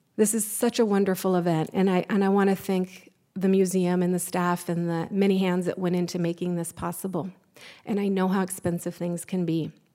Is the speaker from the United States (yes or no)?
yes; California, United States; us as California Indian people